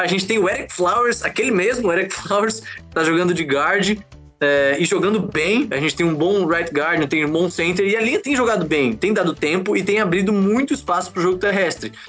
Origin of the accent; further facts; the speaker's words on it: Florianópolis, Santa Catarina, Brazil; Eu sou aqui de Florianópolis, jogo flag aqui em Floripa